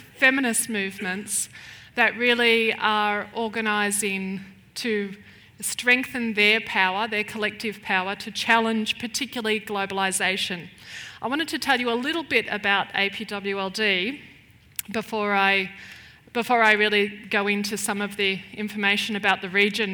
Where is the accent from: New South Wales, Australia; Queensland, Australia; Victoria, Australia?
Victoria, Australia; Melbourne; moved away as an adult; now in Chiang Mai, Thailand; I'm originally from Melbourne